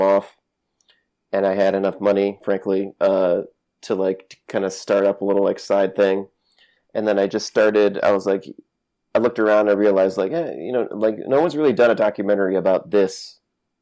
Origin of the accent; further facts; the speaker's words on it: Connecticut, United States; I grew up in Connecticut and New England.